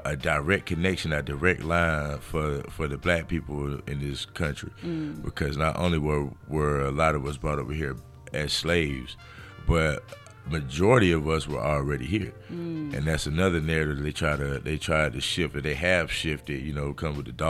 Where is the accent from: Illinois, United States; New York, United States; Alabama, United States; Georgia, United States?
Alabama, United States; Montgomery; accent: thick Alabama; moved away as an adult; also born or lived in New Orleans, Louisiana / Norfolk, Virginia / San Diego, California; now in Los Angeles, United States; I grew up in Montgomery, so it was quite a few more black people